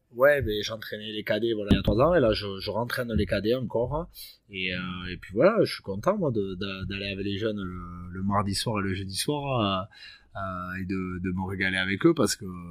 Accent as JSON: {"language": "French", "town": "Bayonne", "region": "Nouvelle-Aquitaine", "country": "France", "tie": "born or raised there", "also_born_or_lived": "Perpignan", "moved": "as an adult", "said": "je suis né à Bayonne et, j'ai plutôt évolué dans le Sud-Ouest"}